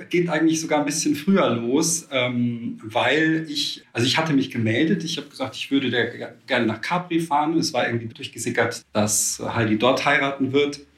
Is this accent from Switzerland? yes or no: no; Austria; born or raised there; now in Cologne, Germany